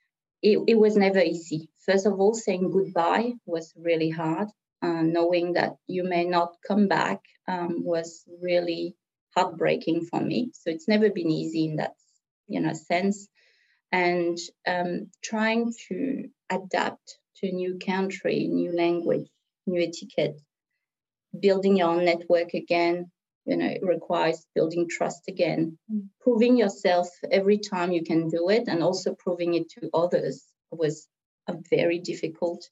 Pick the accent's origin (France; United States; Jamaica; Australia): France; moved away; also born or lived in Vietnam; my family actually was on the wrong side of the war, and we flew in a plane to France